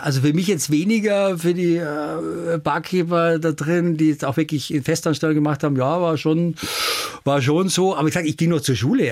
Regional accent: Germany; bei uns in Deutschland

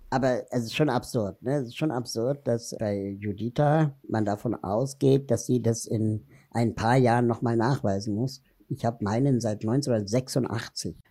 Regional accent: Berlin, Germany; ich bin in Berlin-West groß geworden

